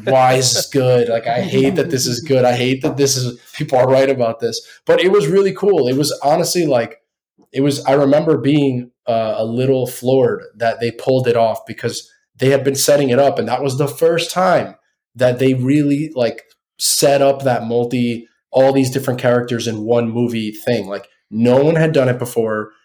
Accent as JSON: {"language": "English", "country": "United States", "said": "we're all American."}